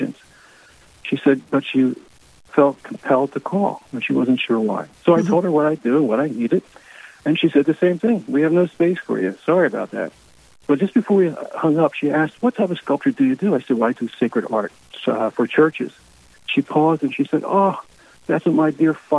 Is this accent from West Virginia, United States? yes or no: no; Philadelphia, Pennsylvania, United States; moved away as an adult; now in New Jersey, United States; My wife and I grew up. We were raised in the Philadelphia Archdiocese. We moved to just outside Philly into New Jersey when we married